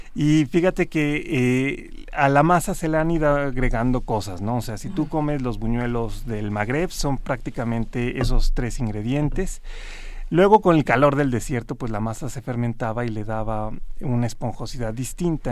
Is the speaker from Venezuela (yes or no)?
no; Mexico; aquí en México se producía el azúcar y se producían unas cantidades increíbles